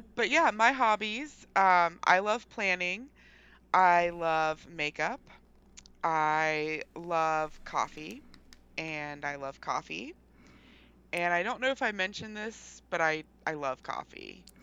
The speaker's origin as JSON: {"language": "English", "region": "West Virginia", "country": "United States", "tie": "born or raised there", "said": "I was born and raised in West Virginia"}